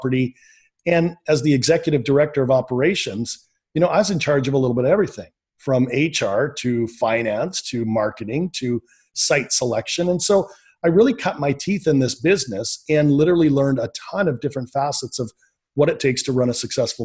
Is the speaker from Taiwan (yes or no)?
no; Canada; born and raised in Canada